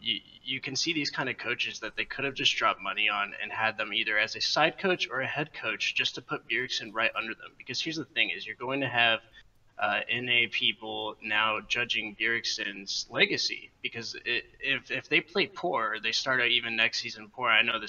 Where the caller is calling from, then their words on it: Fable, North Carolina, United States; I'm calling from Fable, North Carolina.